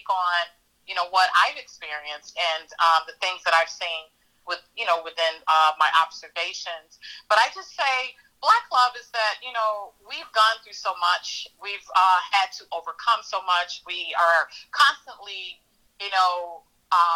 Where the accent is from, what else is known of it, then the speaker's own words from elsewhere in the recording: Chicago, Illinois, United States; I am a Chicago native, born and raised in Chicago.